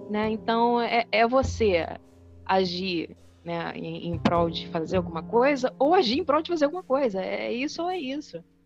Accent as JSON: {"language": "Portuguese", "country": "Brazil", "said": "A gente é brasileira"}